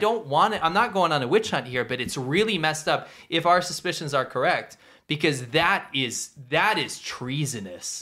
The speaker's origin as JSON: {"language": "English", "country": "United States", "tie": "born or raised there", "moved": "yes", "said": "in my native country, in my home country"}